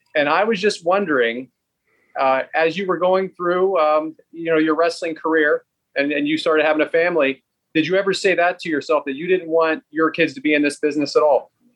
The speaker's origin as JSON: {"language": "English", "area": "outside Philadelphia", "region": "Pennsylvania", "country": "United States", "said": "right outside Philadelphia"}